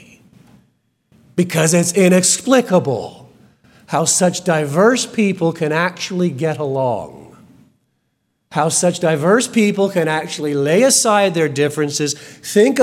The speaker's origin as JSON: {"language": "English", "country": "United Kingdom", "moved": "yes", "lives_now": "Texas, United States", "said": "I am still, it will never change, of British heritage, both Scotch and English"}